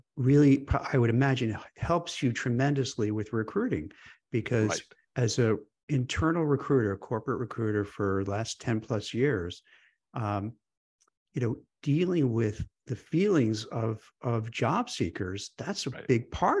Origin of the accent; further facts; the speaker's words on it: New York, United States; the cynical New Yorker in me?